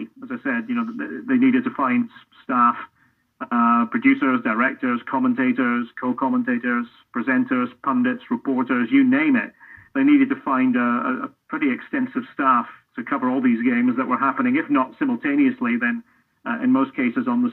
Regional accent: Scotland, United Kingdom; moved away as an adult; now in United States; as a Scot

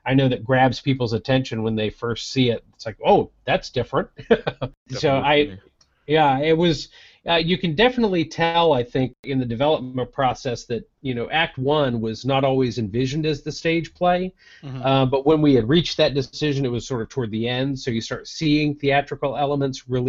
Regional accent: Florida, United States; my home state of Florida

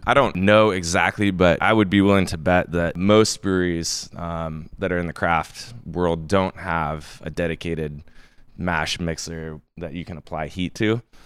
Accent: Bonners Ferry, Idaho, United States; moved away as an adult; also born or lived in Jacksonville, Florida; now in Bellingham, United States; I grew up in, uh, in North Idaho, in this little town called Bonner's Ferry

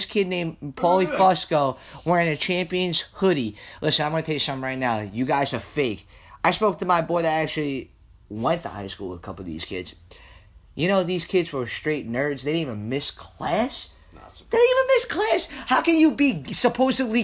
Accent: New York City, New York, United States; I'm from Staten Island. Listen, if you don't know, I'm from Staten Island

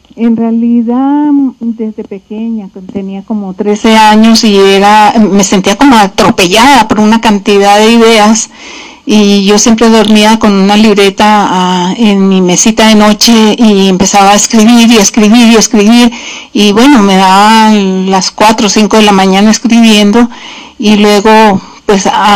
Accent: Colombia; moved away; orgullosa de ser colombiana

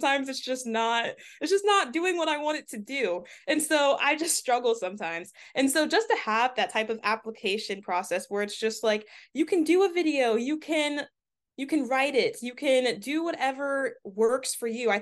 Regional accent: Delaware, United States; for the longest time growing up in Delaware, it's a predominantly white state

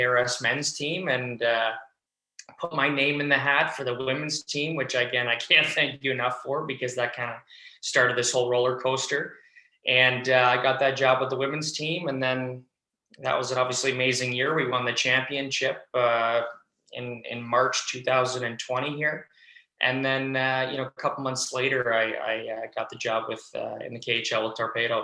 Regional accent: Toronto, Ontario, Canada; moved away as an adult; Toronto, my hometown in Canada

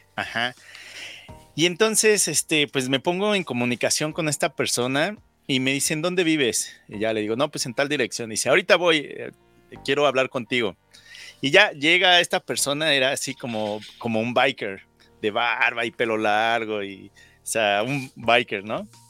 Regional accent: Mexico City, Mexico; moved away as an adult; now in Saskatoon, Canada; Yo nací en la Ciudad de México, soy del 83 y yo recuerdo que desde primero o segundo de primaria

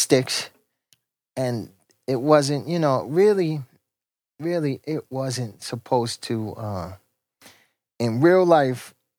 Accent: New York City, New York, United States; I'm from Hollis

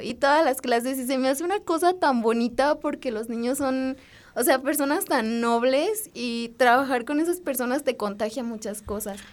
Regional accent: Dolores Hidalgo, Guanajuato, Mexico; Yo soy de Dolores y estudio geología en la Escuela de Minas

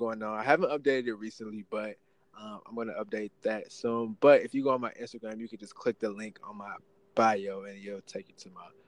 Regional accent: St. Louis, Missouri, United States; also born or lived in Kansas City; I'm from St. Louis area, but I lived in Kansas City the last 4 years

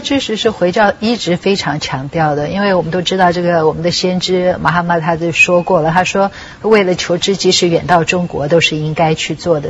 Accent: Taiwan; 因为我自己在台湾长大，我们还是比较少这样子

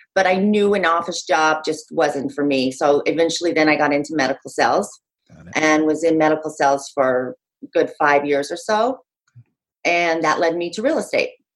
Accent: Utah, United States; moved away as an adult; also born or lived in New York City; now in Monmouth County, New Jersey, United States; I grew up out west. I grew up in Utah, but moved out east to New York City when I was like literally the day after I graduated high school

